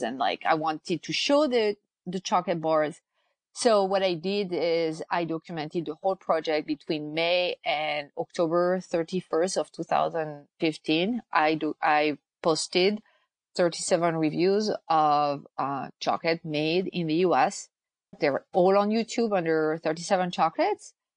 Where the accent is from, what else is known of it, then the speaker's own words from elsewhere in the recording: France; moved away as an adult; now in United States; I'm originally from France. I've lived in the US